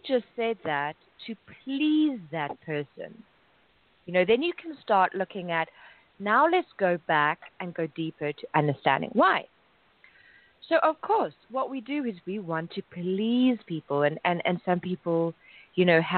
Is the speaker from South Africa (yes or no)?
yes; South Africa; now in Paris, France; I'm originally from South Africa